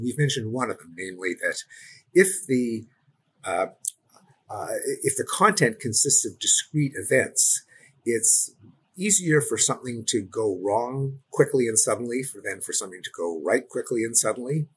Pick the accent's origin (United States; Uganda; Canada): Canada; I'm Canadian